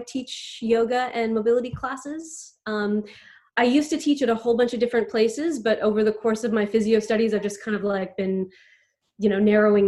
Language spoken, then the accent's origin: English; Montreal, Quebec, Canada; now in Australia; I grew up in what was called the West Island of Montreal